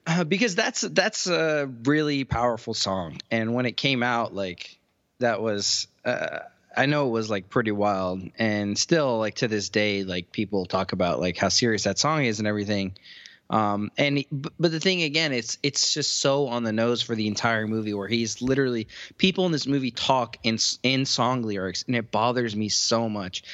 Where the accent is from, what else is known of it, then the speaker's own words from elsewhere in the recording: Cleveland, Ohio, United States; my sisters were into rap music when we grew up in Cleveland